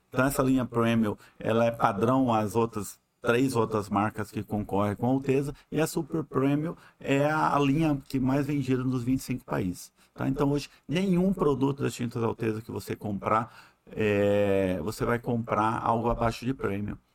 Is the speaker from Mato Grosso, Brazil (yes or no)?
yes; Mato Grosso, Brazil; moved away as an adult; also born or lived in Uberlândia; now in Manaus, Brazil; sou mato-grossense